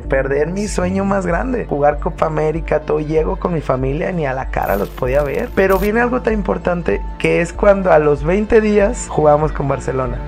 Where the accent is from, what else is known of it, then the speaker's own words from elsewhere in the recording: Guadalajara, Jalisco, Mexico; also born or lived in La Piedad, Michoacán; soy de aquí de Guadalajara, Jalisco. Nací aquí el, el 21 de julio del 89